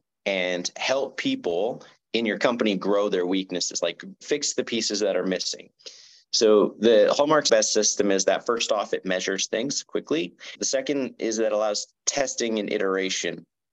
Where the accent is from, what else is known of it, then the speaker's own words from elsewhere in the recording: Canada; me being Canadian